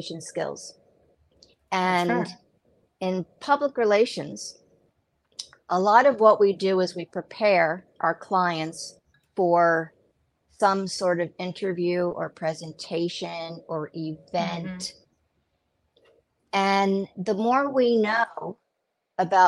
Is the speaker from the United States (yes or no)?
yes; United States; now in Israel; I'm from the United States